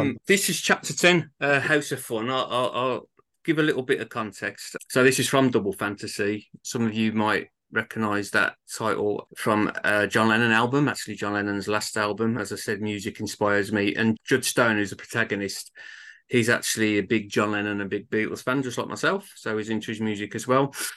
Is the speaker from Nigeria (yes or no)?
no; Birmingham, West Midlands, United Kingdom; accent: Birmingham; my hometown of Birmingham